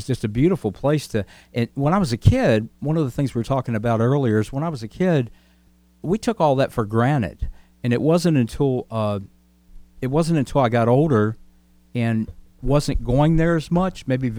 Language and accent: English; Shenandoah Valley, Virginia, United States; moved away; I grew up in the Shenandoah Valley of Virginia, which is an area that is, Eli was talking about seeing mountains all the way around in Colorado, where the Shenandoah Valley is surrounded by the Blue Ridge Mountains.